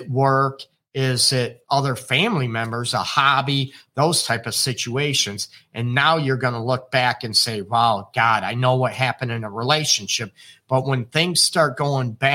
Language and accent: English; United States; now in Detroit, United States; I am American. I'm in Detroit, Michigan, United States.